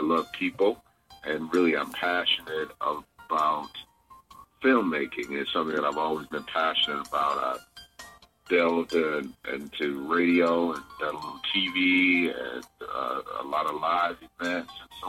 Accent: Muskegon, Michigan, United States; also born or lived in Grand Rapids; And I was born in Muskegon, Michigan, and I spent time growing up between Muskegon and Grand Rapids, Michigan.

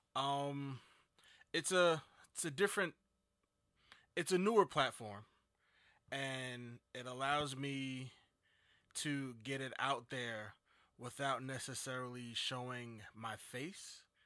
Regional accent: Jersey City, New Jersey, United States; I'm from New Jersey. Jersey City, to be exact.

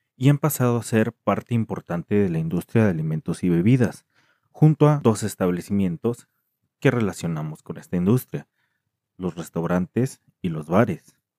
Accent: Mexico; en México, que es de donde soy

